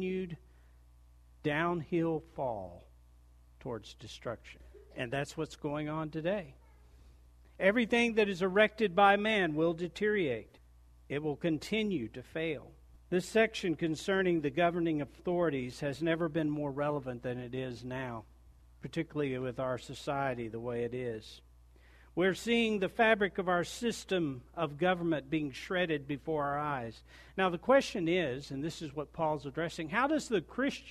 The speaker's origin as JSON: {"language": "English", "country": "United States", "said": "as an American, I grew up with a lot of rights"}